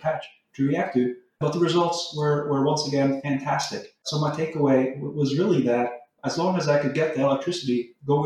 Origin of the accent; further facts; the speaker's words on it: Texas, United States; moved away as an adult; also born or lived in Norway; now in California, United States; I'm originally from Norway, but moved to Texas when I was fairly young, 10 years old. So more or less, I grew up in the U.S.